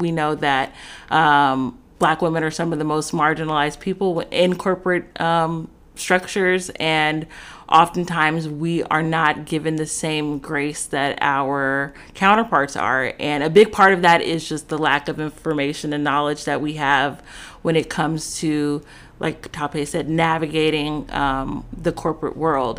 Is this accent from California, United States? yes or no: yes; Los Angeles, California, United States; I'm from Los Angeles, California